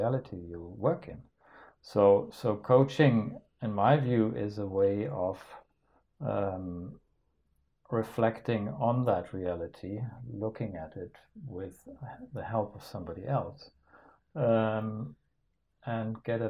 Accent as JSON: {"language": "English", "country": "Denmark", "said": "I'm from Denmark"}